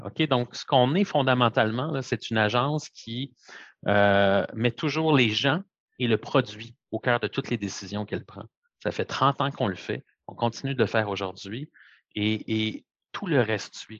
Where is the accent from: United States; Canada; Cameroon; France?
Canada; Montreal, Quebec; toute ma vie grandi à Montréal, un pur produit de, de Montréal